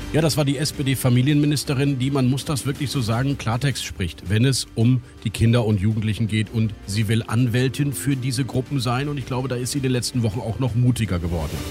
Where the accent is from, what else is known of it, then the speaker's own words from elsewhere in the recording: Rhineland, Germany; ich als Rheinländer, der so grundoptimistisch ist